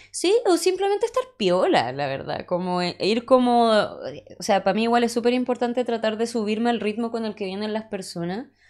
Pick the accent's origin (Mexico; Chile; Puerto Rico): Chile; Punta Arenas, Magallanes and Chilean Antarctica; moved away; soy de Punta Arenas